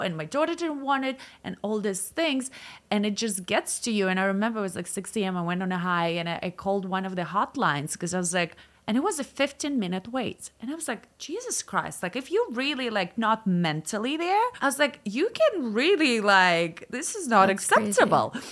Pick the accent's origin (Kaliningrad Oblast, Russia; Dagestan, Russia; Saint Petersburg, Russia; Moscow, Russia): Moscow, Russia; moved away as an adult; also born or lived in Milan / Newport Beach / Los Angeles; now in United States; I grew up in Moscow